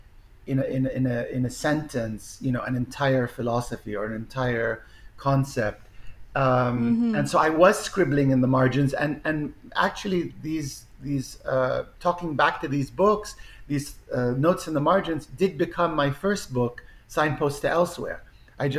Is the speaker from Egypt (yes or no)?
yes; Egypt; moved away; I grew up, I was born in Egypt.